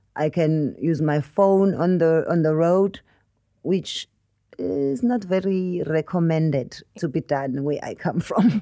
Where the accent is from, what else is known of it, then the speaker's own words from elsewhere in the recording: South Africa; moved away as an adult; now in United Kingdom; as an African traveling the world.